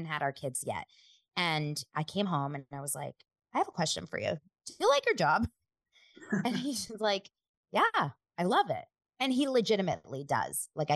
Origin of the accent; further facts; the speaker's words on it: Los Angeles, California, United States; I grew up here in Los Angeles